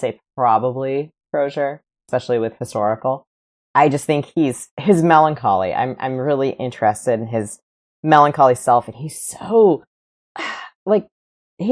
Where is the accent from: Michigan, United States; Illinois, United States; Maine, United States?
Michigan, United States; West; I grew up in West Michigan as a very Christian Reformed Calvinist child